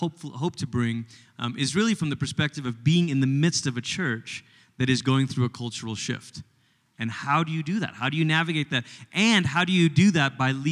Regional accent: Malaysia; moved away as an adult; also born or lived in Portland, Oregon, United States / Tulsa, Oklahoma, United States; now in United States; I grew up in Malaysia, which is about as far as you can go on the other side of the world before you start coming back. And when I was 10, my family moved from Malaysia to America.

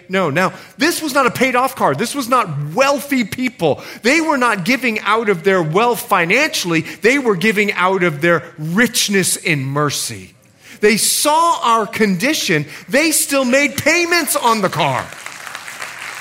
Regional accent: Bahamas; moved away as an adult; also born or lived in Montana; I'm from the Bahamas.

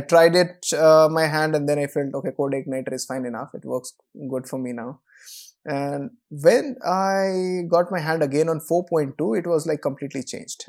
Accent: Koderma, Jharkhand, India; my hometown is, uh, a place called Kodurma in Jharkhand

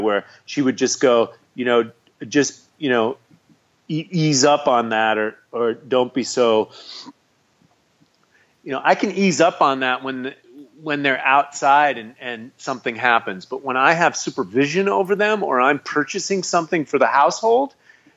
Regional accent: United States; I'm an American.

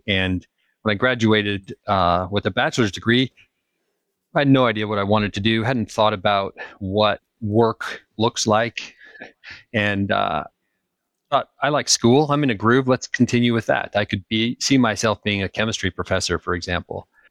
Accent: Utah, United States; moved away as an adult; also born or lived in California / Kansas; I grew up in the mountains. I grew up in Utah

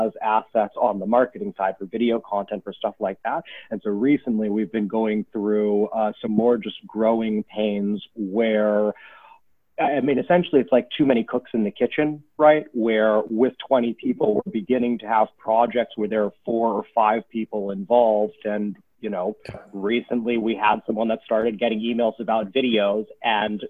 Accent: Silicon Valley, California, United States; I grew up in California in Silicon Valley

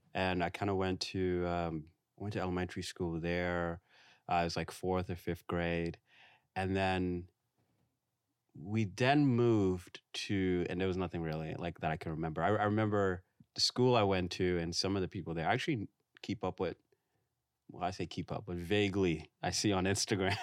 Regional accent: New York City, New York, United States; now in Brooklyn, United States; I grew up in Far Rockaway. I spent a lot of, like, my, um, childhood, went to middle school there

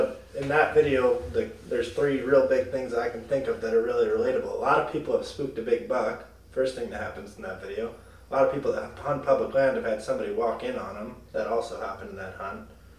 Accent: Wisconsin, United States; Growing up in Wisconsin and then being able to travel to different states, I feel very lucky to grow up here

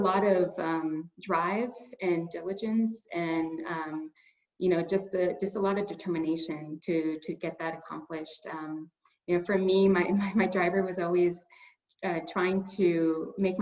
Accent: Inglewood, California, United States; I grew up in Inglewood, California.

